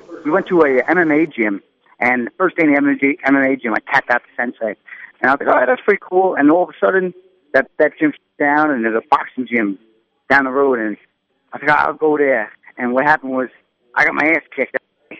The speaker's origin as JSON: {"language": "English", "town": "Shirley", "region": "New York", "country": "United States", "tie": "born or raised there", "said": "Long Island. I grew up in Shirley, New York, Suffolk County."}